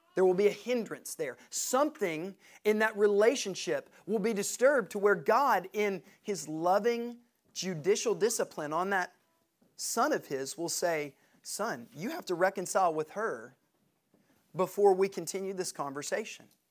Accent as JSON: {"language": "English", "town": "Knoxville", "region": "Tennessee", "country": "United States", "said": "We're from Knoxville."}